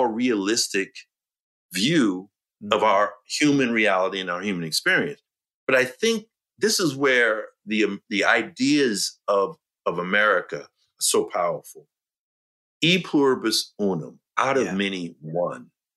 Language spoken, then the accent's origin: English; New York City, New York, United States; I'm a New Yorker. Mm-hmm. I was born in Brooklyn, New York. My family's from the South, but I was born there